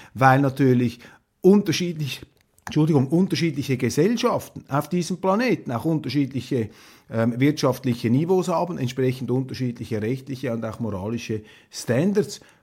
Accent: Switzerland; als Schweizer

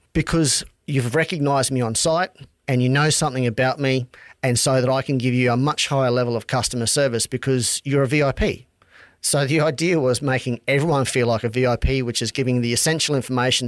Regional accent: Charters Towers, Queensland, Australia; also born or lived in Townsville; Born in Townsville, grew up in Outback Charters Towers

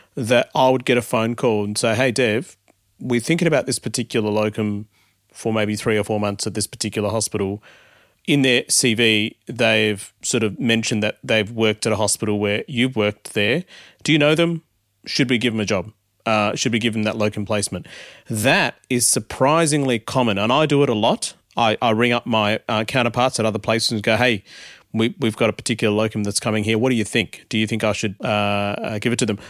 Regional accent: Melbourne, Victoria, Australia; also born or lived in India; brought up in Australia, born in India

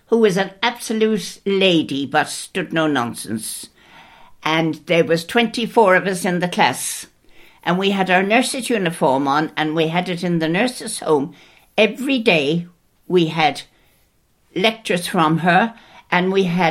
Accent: Clonmel, Munster, Ireland; moved away as an adult; I was born in Clonmel, County Tipperary

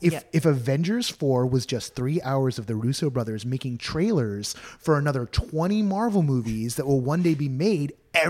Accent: California, United States; born and bred California.

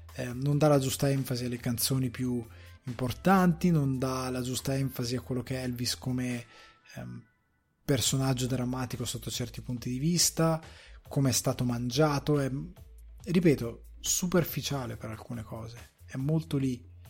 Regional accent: Italy

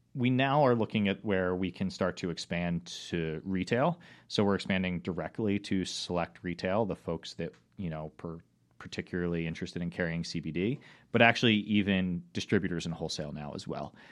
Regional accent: Rocks State Park, near Baltimore, Maryland, United States; I grew up in Rock State Park, which is not terribly far from the city

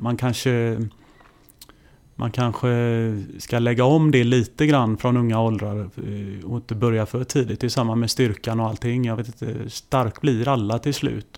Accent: Kungälv, Västra Götaland, Sweden; jag kommer ju från eh, eh, Ytterby hette det då, Kungälv då. Eh, mm. där spelar jag eh, eh mina pojklagsår

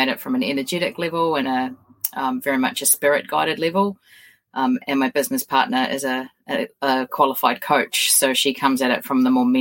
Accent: New Zealand; I'm a New Zealander

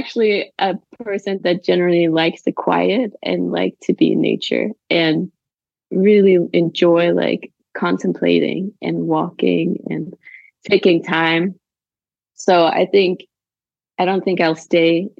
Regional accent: Denmark; now in Copenhagen, Denmark; I grew up in Jutland in a little farm in a very small town

